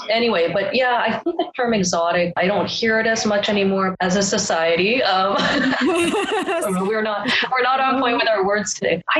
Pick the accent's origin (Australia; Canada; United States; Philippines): Canada; So I'm glad. I'm glad that I was raised here in Canada.